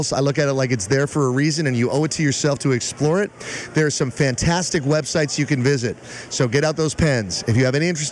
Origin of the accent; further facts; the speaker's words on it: Englewood, New Jersey, United States; I was born in Englewood, New Jersey